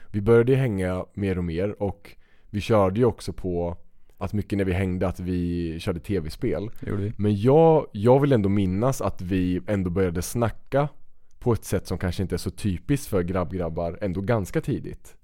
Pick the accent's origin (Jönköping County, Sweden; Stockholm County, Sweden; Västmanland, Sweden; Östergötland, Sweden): Östergötland, Sweden; vi växte upp i olika städer men väldigt nära varandra i mm. Östergötland